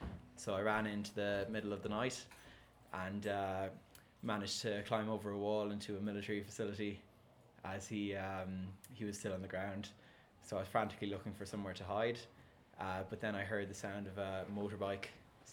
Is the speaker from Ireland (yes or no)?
yes; Ireland; But being Irish, half a bottle of vodka wasn't really enough to get me drunk.